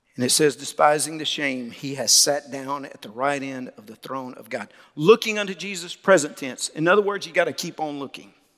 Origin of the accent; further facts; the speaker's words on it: Mississippi, United States; now in Louisiana, United States; I'm not from Louisiana. I'm from Mississippi, but I got here as soon as I could